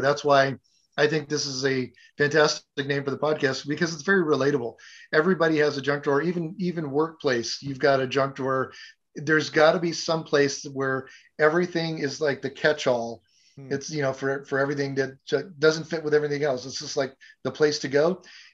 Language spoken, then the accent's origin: English; San Diego, California, United States; moved away as an adult; also born or lived in Catalina Island / New Mexico; now in Arizona, United States; Born and raised in Southern California in San Diego, beach bum